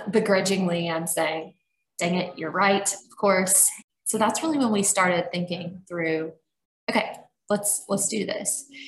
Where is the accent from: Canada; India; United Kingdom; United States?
United States; Georgia; now in Louisville, United States; we're from Georgia